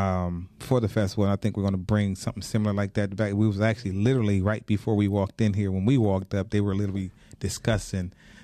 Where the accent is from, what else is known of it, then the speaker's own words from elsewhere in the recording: Detroit, Michigan, United States; Because I'm from the East Side